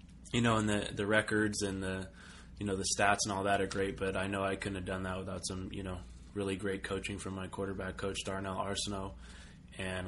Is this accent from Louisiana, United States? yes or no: no; Los Angeles, California, United States; I'm from Los Angeles